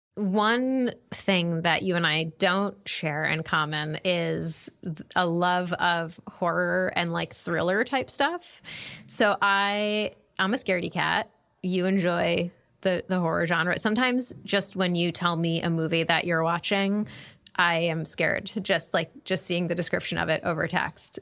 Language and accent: English; New England, United States; moved away as an adult; also born or lived in Chicago; now in Washington, D.C., United States; I'm from New England